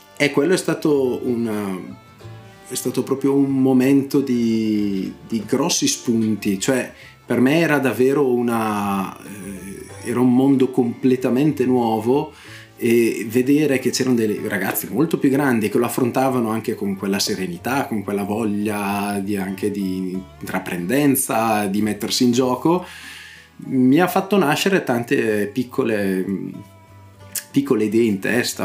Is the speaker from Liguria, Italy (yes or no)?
no; Bedizzolo, Lombardy, Italy; io appunto sono nato a Bedizzolo